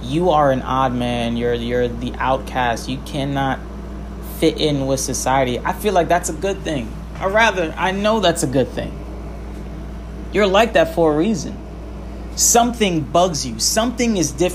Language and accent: English; New York City, New York, United States; as a New Yorker